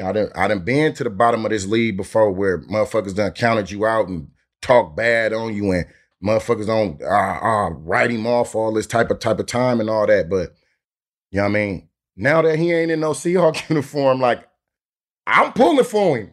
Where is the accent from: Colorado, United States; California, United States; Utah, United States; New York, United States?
California, United States; Oakland; I'm from North Oakland, straight up, Ice City, represented four hundred